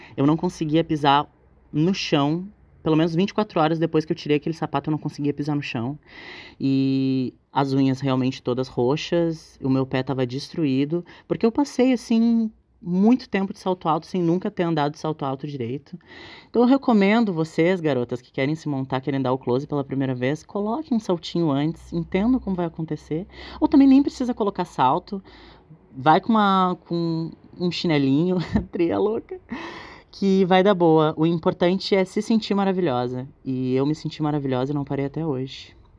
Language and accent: Portuguese; Porto Alegre, Rio Grande do Sul, Brazil; eu sou aqui da cidade de Porto Alegre